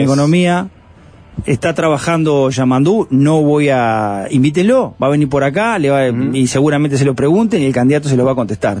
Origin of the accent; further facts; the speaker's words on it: Canelones, Uruguay; yo soy canario de la capital canaria y me considero el interior